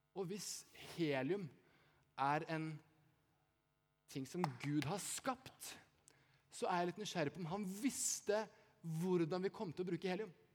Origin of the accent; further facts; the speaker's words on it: Eastern Norway, Norway; now in Bergen, Norway; jeg er ikke fra Haugesund. Jeg er fra Østlandet, men jeg bor i Bergen.